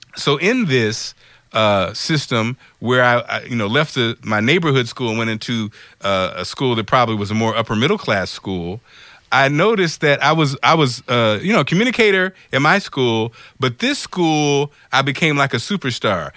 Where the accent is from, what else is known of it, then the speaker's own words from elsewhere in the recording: Springfield, Illinois, United States; also born or lived in Detroit, Michigan; I'm from Springfield, Illinois. I was born in Detroit.